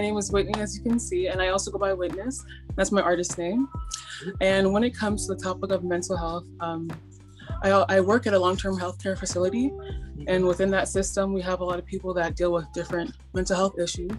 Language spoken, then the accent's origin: English; Nigeria; now in Canada; I'm from Nigeria, and And I live in Canada.